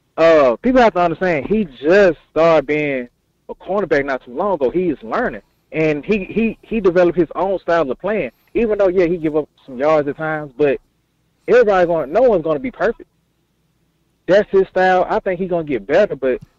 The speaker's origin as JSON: {"language": "English", "town": "Dallas", "region": "Texas", "country": "United States", "moved": "yes", "lives_now": "Arkansas, United States", "said": "Originally, I'm from Dallas, Texas"}